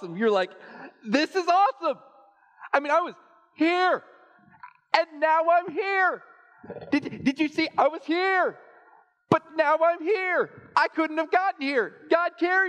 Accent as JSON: {"language": "English", "region": "Texas", "country": "United States", "tie": "born or raised there", "said": "I grew up in Texas"}